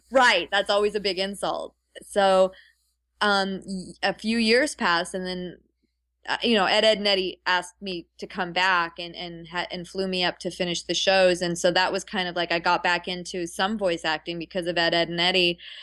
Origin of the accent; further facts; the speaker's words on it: Ottawa, Ontario, Canada; now in California, United States; I consider Ottawa my hometown